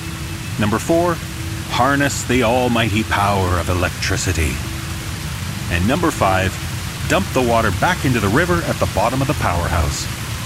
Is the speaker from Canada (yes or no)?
yes; Canada; I'm Canadian